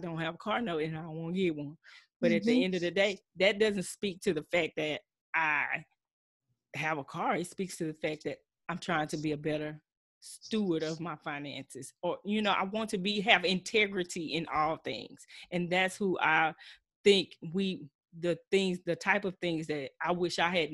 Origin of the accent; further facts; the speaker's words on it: Texas, United States; I'm true Texan, true Southside